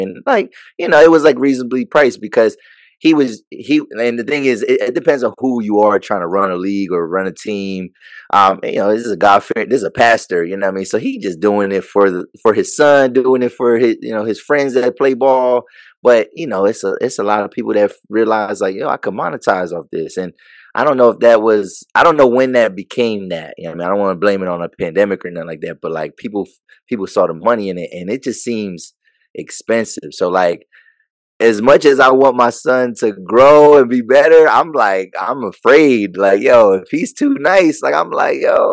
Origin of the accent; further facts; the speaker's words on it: York, Pennsylvania, United States; I don't have cousins in my hometown